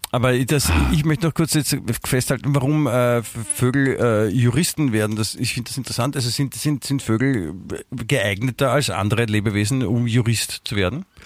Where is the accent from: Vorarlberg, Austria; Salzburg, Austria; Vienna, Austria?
Vienna, Austria; also born or lived in Germany; ich fühle mich auch als Wiener, ich bin ja hier aufgewachsen.